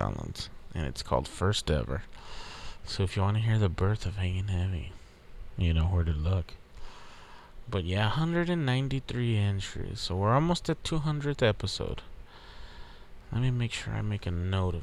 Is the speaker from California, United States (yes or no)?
no; Texas, United States; We're from Texas.